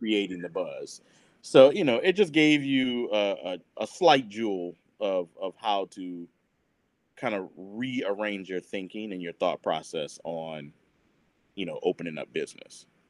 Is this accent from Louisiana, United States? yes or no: yes; New Orleans, Louisiana, United States; moved away; I'm New Orleans proper.